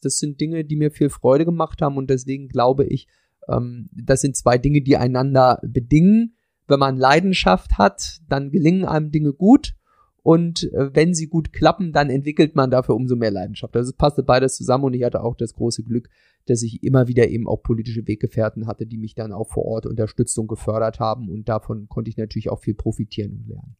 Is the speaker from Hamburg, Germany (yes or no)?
no; Torgelow, Mecklenburg-Vorpommern, Germany; also born or lived in Ueckermünde; in meiner kleinen, bescheidenen Stadt, in der ich aufgewachsen bin, in Torgelow